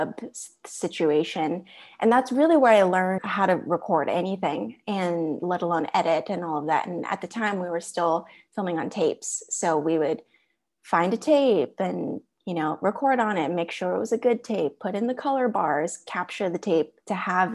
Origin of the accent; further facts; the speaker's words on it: Orange County, California, United States; I am pretty much a California native. A lot of my family live in Texas, but I've lived in California, the majority of my life, majority of adulthood.